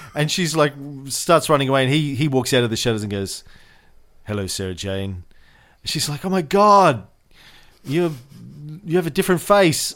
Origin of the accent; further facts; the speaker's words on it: Australia; an Australian voting